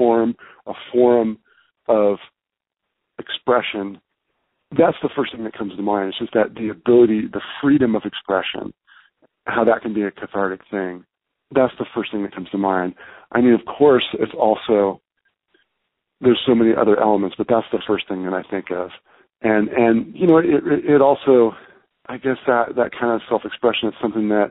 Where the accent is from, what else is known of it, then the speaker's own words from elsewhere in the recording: the Bay Area, California, United States; now in New York City, United States; growing up in the Bay Area